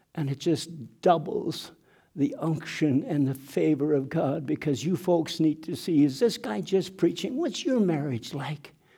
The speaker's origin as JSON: {"language": "English", "region": "southeastern Manitoba", "country": "Canada", "tie": "born or raised there", "also_born_or_lived": "Mexico", "first_language": "German", "second_language": "English", "moved": "yes", "said": "a log cabin in southeastern Manitoba, Nine siblings in the family born into poverty"}